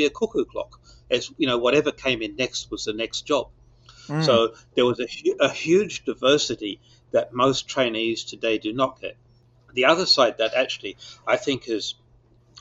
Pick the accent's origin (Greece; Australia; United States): Australia; Perth, Western Australia; I was born in Perth in Western Australia, 1949, which was not only last century, it was last millennium. and Perth was definitely stuck in last millennium. And I've went to school there